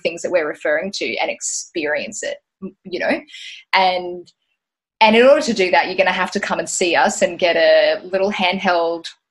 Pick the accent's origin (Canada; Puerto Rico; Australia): Australia; Tweed Heads, New South Wales; moved away as an adult; also born or lived in Gold Coast, Queensland / Brisbane; I grew up in Tweed Heads, so technically not the Gold Coast, but right on the border. I mean, I did. I grew up on the Gold Coast